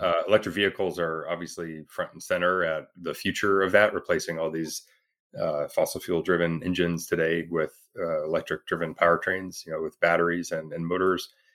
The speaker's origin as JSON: {"language": "English", "town": "Toronto", "region": "Ontario", "country": "Canada", "moved": "yes", "lives_now": "Bay Area, United States", "said": "I'm from Toronto, so I, you know, kind of pretty familiar with the area"}